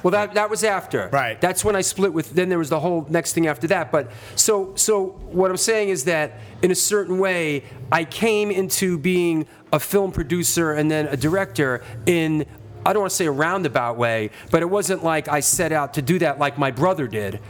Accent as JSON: {"language": "English", "town": "New York City", "region": "New York", "country": "United States", "tie": "born or raised there", "said": "I came from a culture as a teenager growing up in the Bronx"}